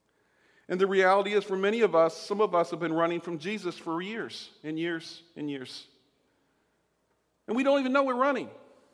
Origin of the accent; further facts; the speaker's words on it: Southern United States, United States; unlike when I grew up in the South, and one time at a tent revival